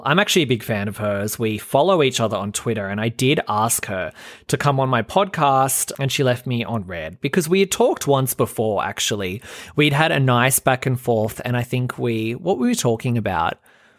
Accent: Australia; I'm from a small town where I grew up in Australia, and I moved to Sydney on my own when I was 16, and it was really fucking hard.

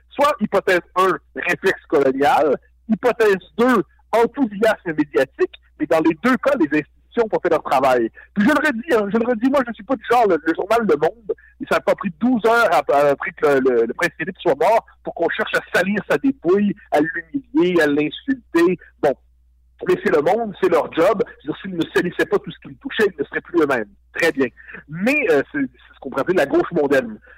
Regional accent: Quebec, Canada; je suis québécois.

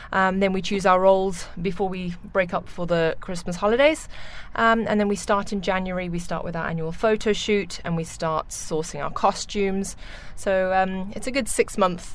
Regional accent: South Africa; moved away as an adult; now in Dubai, United Arab Emirates; I grew up in South Africa, where I trained in musical theatre, classical ballet, uh, modern, and tap

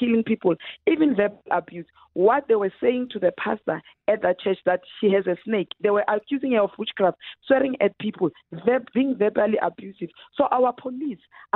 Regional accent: South Africa; as a South African citizen

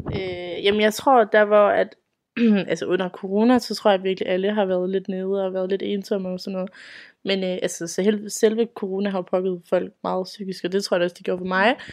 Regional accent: Aalborg, North Denmark Region, Denmark; jeg kommer fra Aalborg af, op i Nordjylland

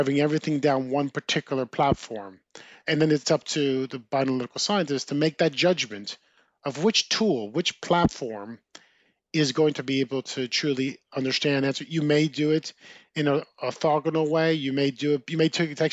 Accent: New Jersey, United States; Growing up in New Jersey, as I mentioned, I had an older brother

